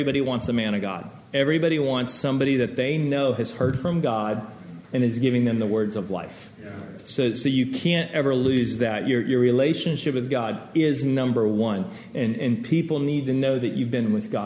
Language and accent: English; Texas, United States; moved away; also born or lived in Los Angeles; I grew up in Texas